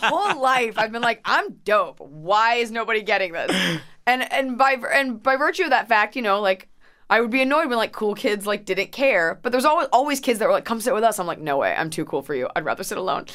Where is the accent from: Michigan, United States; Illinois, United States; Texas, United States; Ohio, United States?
Texas, United States; Dallas; born or raised there; moved away; also born or lived in Plano, Texas